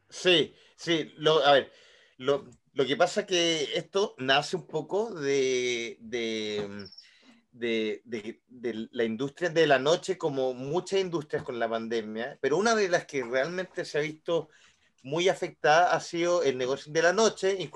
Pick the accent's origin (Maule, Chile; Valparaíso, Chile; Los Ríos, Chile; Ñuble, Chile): Los Ríos, Chile; La Unión; Yo soy de la Unión, perro, yo soy de la Unión.